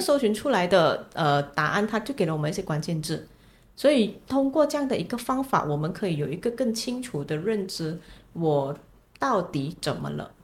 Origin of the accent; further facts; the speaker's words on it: Malaysia; 虽然我也同样来自马来西亚